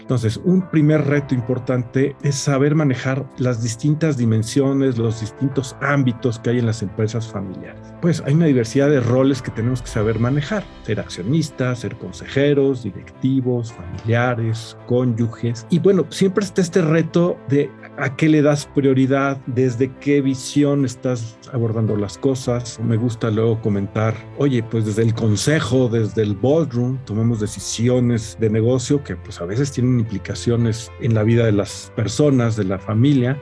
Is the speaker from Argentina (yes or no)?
no; Mexico; como sociedad mexicana